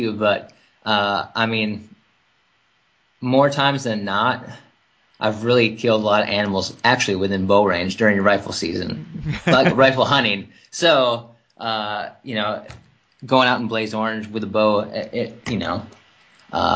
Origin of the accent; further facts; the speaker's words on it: Wisconsin, United States; moved away; I grew up in Wisconsin